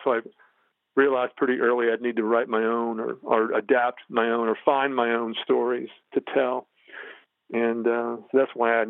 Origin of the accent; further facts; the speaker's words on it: the South, United States; moved away as an adult; also born or lived in New York / Los Angeles; You know, when you grow up in the South, as you know, for a majority of people, religion is sort of baked into who you are.